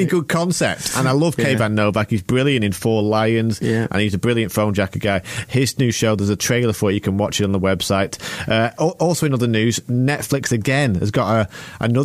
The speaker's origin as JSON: {"language": "English", "country": "United Kingdom", "said": "I'm British"}